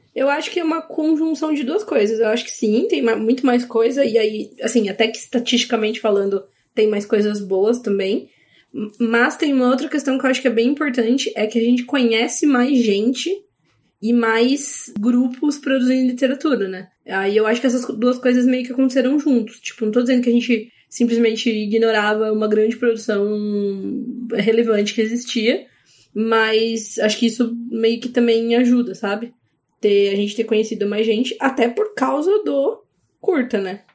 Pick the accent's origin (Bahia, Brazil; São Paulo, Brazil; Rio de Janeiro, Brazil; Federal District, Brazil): São Paulo, Brazil; Paulínia; also born or lived in Campinas; eu sou de Paulínia, mas né, morava em Campinas